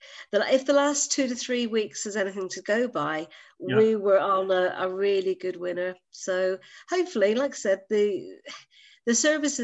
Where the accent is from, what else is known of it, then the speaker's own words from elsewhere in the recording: Northern Ireland, United Kingdom; moved away as an adult; also born or lived in Manchester / Jersey; now in Guernsey; Many, many years ago in the little land of Northern Ireland. No, I'm Irish by birth.